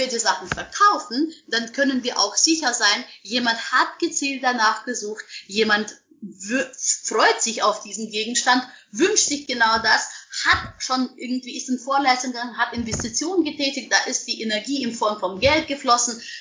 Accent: Munich, Bavaria, Germany; ich meine, ich komme aus München

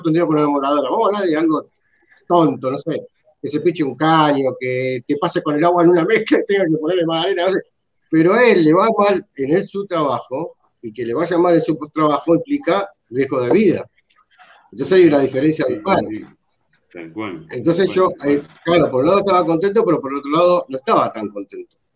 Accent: San Justo, Buenos Aires Province, Argentina; yo soy de San Justo, estaban las juntadas de Robo Mejía.

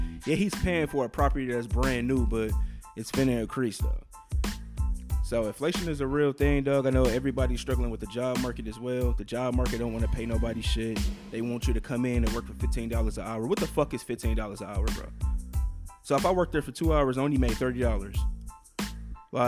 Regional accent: Wisconsin, United States; now in Texas, United States; I'm from Wisconsin

